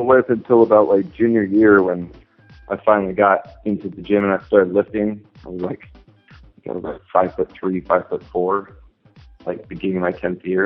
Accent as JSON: {"language": "English", "town": "San Diego", "region": "California", "country": "United States", "tie": "born or raised there", "also_born_or_lived": "Riverside County", "said": "I'm from San Diego, California."}